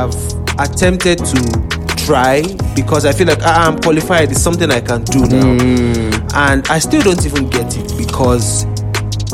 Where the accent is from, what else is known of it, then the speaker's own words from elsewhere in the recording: Lagos, Nigeria; I grew up in Bankolemo.